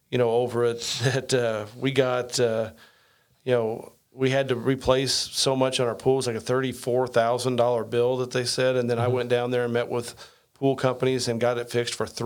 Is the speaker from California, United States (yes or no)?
no; Indiana, United States; I'm a redneck from Southern Indiana.